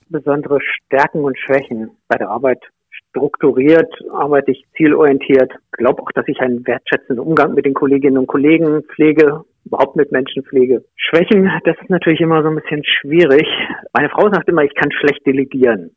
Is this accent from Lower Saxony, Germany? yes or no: yes; Glissen, Lower Saxony, Germany; also born or lived in Liebenau; now in Nienburg, Germany; Ich habe meine Kindheit in Glissen verbracht, bin ja dann umgezogen nach Liebenau, habe dort zehn Jahre gewohnt und seit 1985 bin ich Nienburger